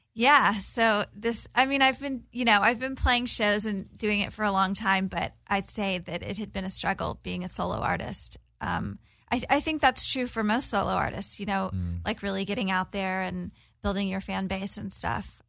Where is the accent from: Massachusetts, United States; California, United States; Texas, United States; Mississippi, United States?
Texas, United States; Corpus Christi; I'm from a small town in Texas on the Gulf of Mexico. Born and raised, my family's still there.